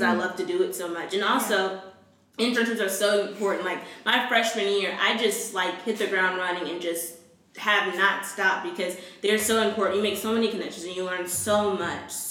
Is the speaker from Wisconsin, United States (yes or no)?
no; Houston, Texas, United States; I actually am from Houston